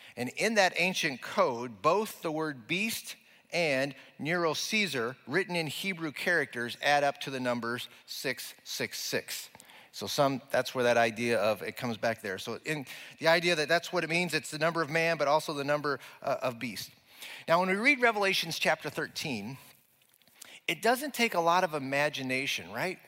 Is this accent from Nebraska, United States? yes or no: yes; Nebraska, United States; we're from Nebraska